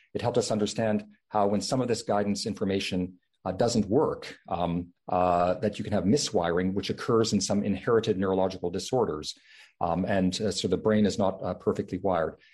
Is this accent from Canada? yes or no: yes; Canada; now in Stanford, United States; my home country of Canada